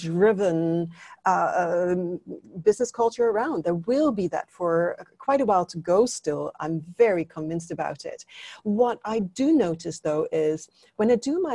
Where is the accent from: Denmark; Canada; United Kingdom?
Denmark; now in Singapore; You introduced me as being from Denmark. Yes, I'm from Denmark. I've lived in Singapore longer than I've lived in Denmark.